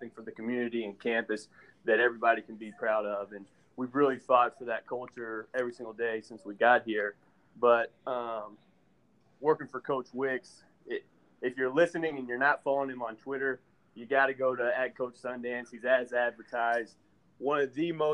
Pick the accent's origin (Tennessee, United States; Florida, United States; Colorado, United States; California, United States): Tennessee, United States; Franklin; also born or lived in Nashville, Tennessee; I'm from Nashville originally. Grew up in Franklin, Tennessee, right outside of Nashville, about 15 miles south